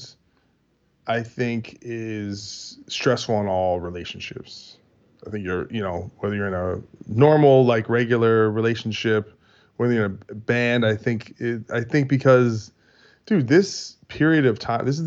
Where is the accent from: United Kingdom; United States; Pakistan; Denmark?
United States; We're American